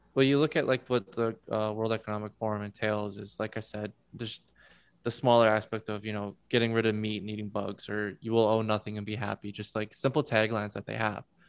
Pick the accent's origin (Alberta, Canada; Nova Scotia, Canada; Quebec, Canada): Alberta, Canada; I'm from Alberta and my parents are in Ontario